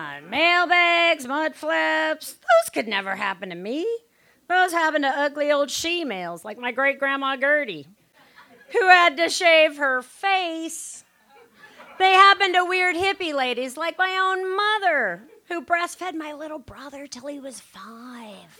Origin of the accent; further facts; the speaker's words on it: near New Orleans, Louisiana, United States; now in Los Angeles, United States; I am from New Orleans. See? Well, actually, a town 20 miles outside of New Orleans